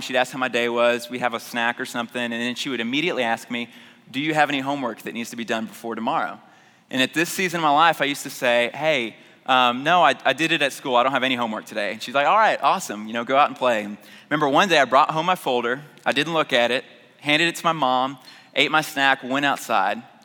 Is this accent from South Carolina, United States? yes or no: no; Houston, Texas, United States; I grew up in North Houston